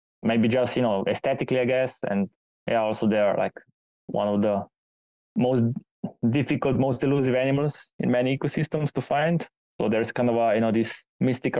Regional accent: Slovenia; moved away; back in my home country in Slovenia

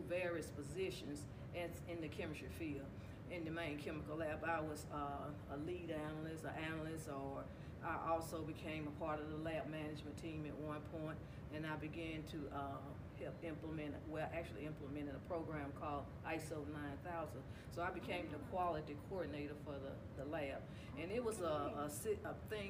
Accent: Rock Hill, South Carolina, United States; where I'm from Rock Hill, South Carolina. I've been here all my life

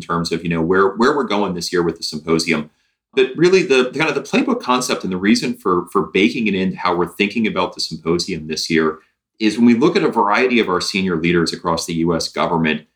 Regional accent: Indiana, United States; I'm a Hoosier by birth

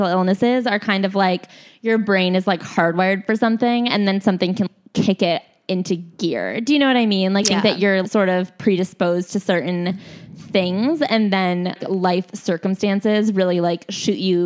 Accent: Midwest, United States; moved away; I'm from the Midwest

